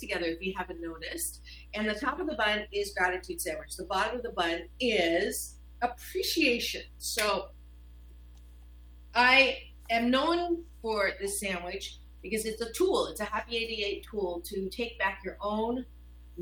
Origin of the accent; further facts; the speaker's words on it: Canada; moved away; I was born in Canada.